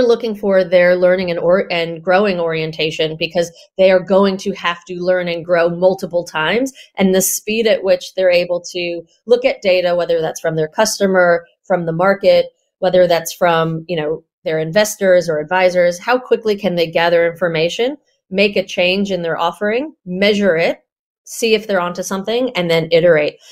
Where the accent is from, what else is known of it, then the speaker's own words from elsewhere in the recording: New York, United States; now in Australia; New Yorker of the bunch